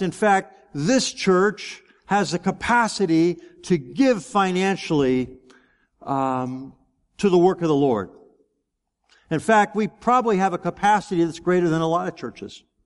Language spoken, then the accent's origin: English; United States